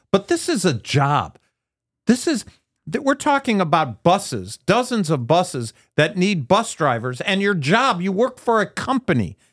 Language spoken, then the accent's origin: English; United States; I'm an American. I'm a Jewish American.